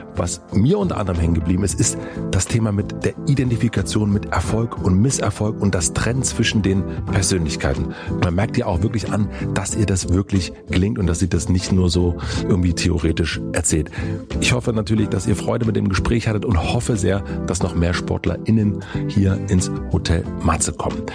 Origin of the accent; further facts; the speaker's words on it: East Germany, Germany; ich bin in Ostdeutschland aufgewachsen